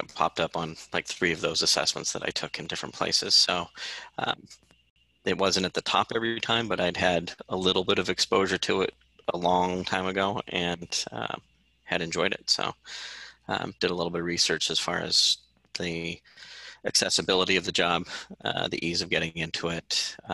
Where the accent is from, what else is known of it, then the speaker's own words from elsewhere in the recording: Santa Rosa, California, United States; moved away as an adult; I was born and raised in Sonoma County